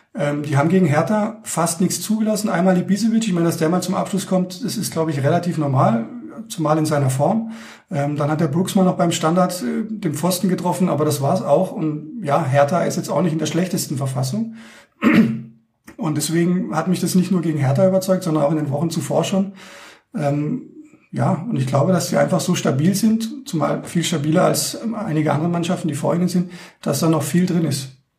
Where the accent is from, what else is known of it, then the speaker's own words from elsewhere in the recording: Heilbronn, Baden-Württemberg, Germany; now in Munich, Germany; als gebürtiger Heilbronner